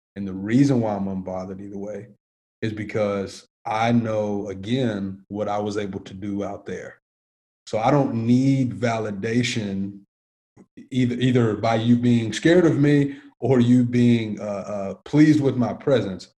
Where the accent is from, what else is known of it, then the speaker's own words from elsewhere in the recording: Antioch, Tennessee, United States; I grew up in Antioch, Tennessee, which is about 20 minutes